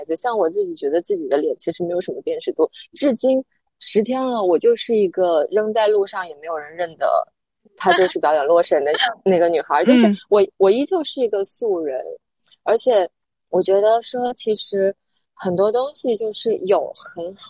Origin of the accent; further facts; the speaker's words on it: Guangzhou, Guangdong, China; also born or lived in Hunan (ancestral home); 我在广州出生长大，但我老家是湖南的。